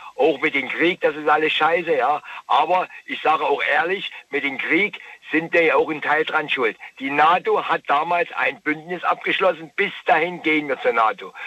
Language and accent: German; Kobern-Gondorf, on the Moselle, Rhineland-Palatinate, Germany; Ich komme aus Gobergondorf, an der Mosel unten her